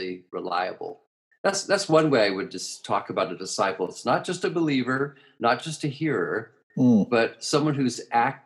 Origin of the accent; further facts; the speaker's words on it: United States; as an American